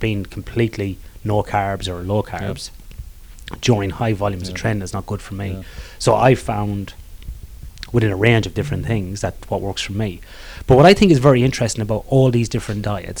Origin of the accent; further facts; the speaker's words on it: Ireland; I'm Irish